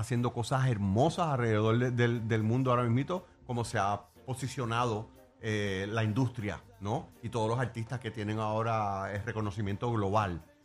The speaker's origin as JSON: {"language": "Spanish", "country": "Puerto Rico", "tie": "born or raised there", "said": "como boricua, creciendo en esta isla hermosa"}